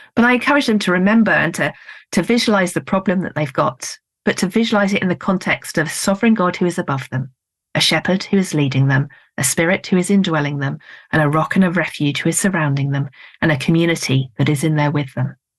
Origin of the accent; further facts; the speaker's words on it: United Kingdom; I'm being very British